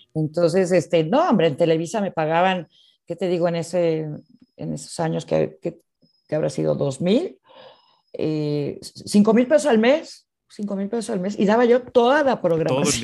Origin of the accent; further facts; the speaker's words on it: Mexico; nuestro español, el español que de México es un español natural, sin acento, neutro